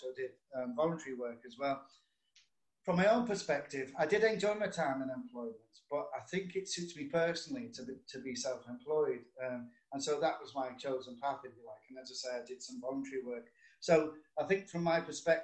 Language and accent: English; Liverpool, North West England, United Kingdom; now in St Helens, United Kingdom; I'm originally from Liverpool, but I now live in St. Helens, Merseyside, but it's just up the road from Liverpool, so not far.